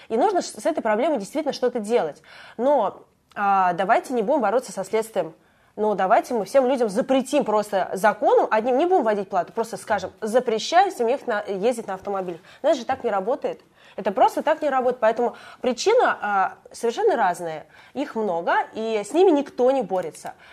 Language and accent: Russian; Moscow Oblast, Russia; now in Moscow, Russia; Я сама приехала из Подмосковья, понаехавшая